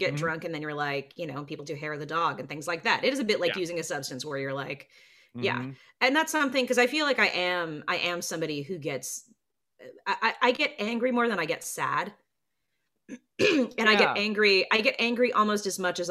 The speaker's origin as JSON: {"language": "English", "town": "Burbank", "region": "California", "country": "United States", "tie": "born or raised there", "said": "the size of my hometown, Burbank."}